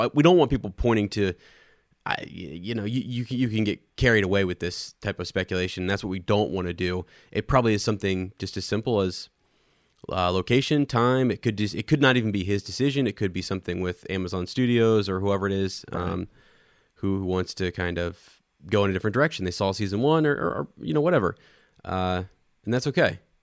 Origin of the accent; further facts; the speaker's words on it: Ohio, United States; I'm from Ohio